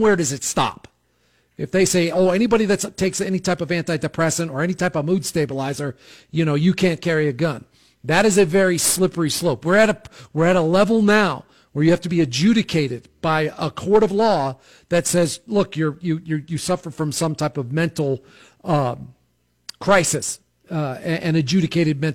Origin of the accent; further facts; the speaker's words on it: outside of New York City, United States; I grew up in outside of New York City